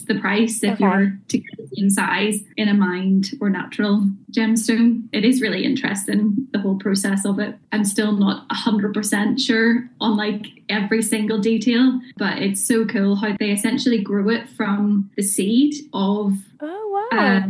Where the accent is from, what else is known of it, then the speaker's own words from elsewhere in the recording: Bangor, Northern Ireland, United Kingdom; I'm originally from Bangor